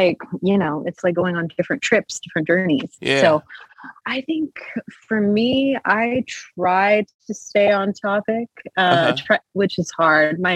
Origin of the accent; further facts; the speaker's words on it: the Ozarks, United States; my hometown. I'm originally from the Ozarks, so I'm a mountain girl by nature